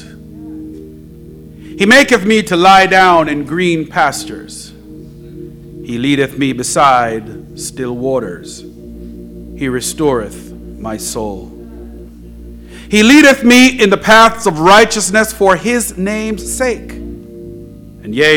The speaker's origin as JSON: {"language": "English", "country": "Jamaica", "tie": "born or raised there", "said": "when I was a young boy growing up in Jamaica"}